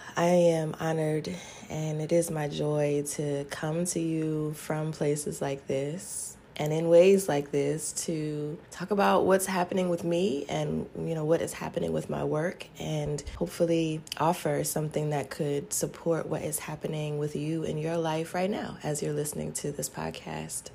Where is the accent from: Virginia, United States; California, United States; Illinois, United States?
Virginia, United States; Charlottesville; my hometown of Charlottesville, Virginia